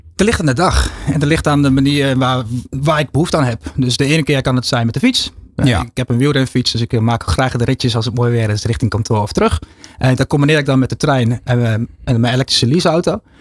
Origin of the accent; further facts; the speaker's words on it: Netherlands; we zijn echt gewoontedieren als Nederlanders